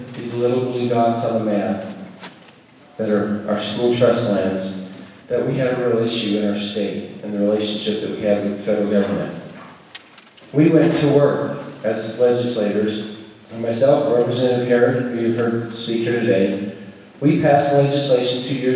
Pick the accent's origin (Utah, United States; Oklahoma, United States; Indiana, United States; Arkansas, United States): Utah, United States; Taylorsville; moved away as an adult; also born or lived in Richfield, Utah / Silicon Valley / Alabama / North Carolina; I was born in Richfield, grew up in Taylorsville